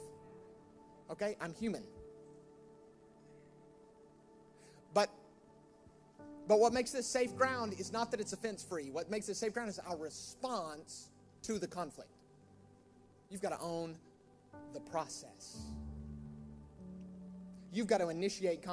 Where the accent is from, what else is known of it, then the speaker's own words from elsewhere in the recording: United States; now in United Kingdom; My home country's greatest contribution to the UK